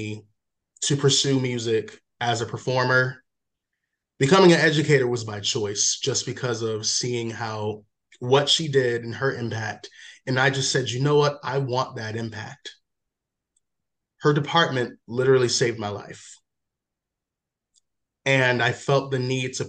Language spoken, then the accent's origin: English; Waldorf, Maryland, United States; also born or lived in Washington, District of Columbia, United States / Prince George's County, Maryland; Maryland, majority of my life, lived in PG for like 4 years, and then Charles County, Waldorf, Super Maryland